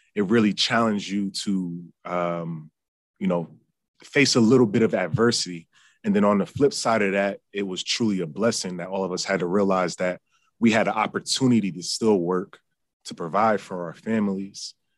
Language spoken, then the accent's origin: English; United States; I grew up in Yankees territory